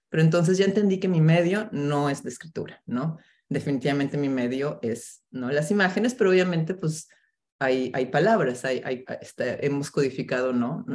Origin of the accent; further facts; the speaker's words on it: Mexico City, Mexico; moved away as an adult; now in New York, United States; mexicana, crecí en la Ciudad de México